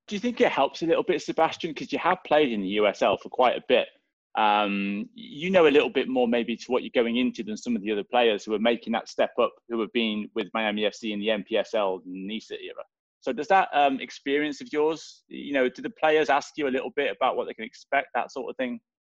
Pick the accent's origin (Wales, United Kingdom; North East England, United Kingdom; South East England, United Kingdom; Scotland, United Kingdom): Wales, United Kingdom; Swansea; moved away; I'm from Swansea in uh, back home